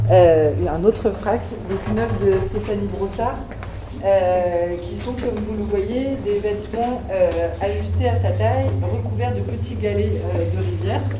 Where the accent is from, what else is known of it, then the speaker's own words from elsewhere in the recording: Réunion; lorsqu'on dit bah, je viens de la Réunion, tout ce que ça peut comporter comme réaction autour de soi